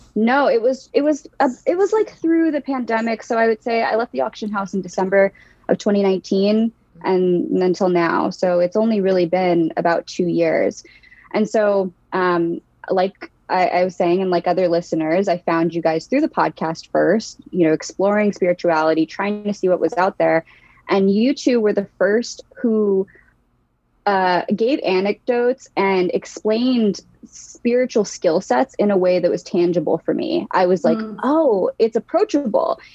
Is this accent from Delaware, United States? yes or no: yes; Newark, Delaware, United States; now in Philadelphia, United States; I am originally from Newark, Delaware. That's where I grew up.